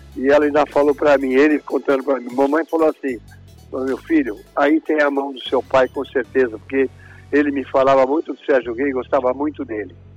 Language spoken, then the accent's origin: Portuguese; São Paulo, Brazil; eu nasci em Santana, onde vivo até hoje, na Zona Norte